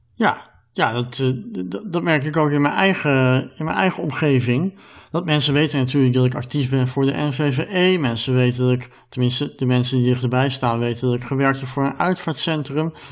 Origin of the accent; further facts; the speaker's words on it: Netherlands; wij als Nederlanders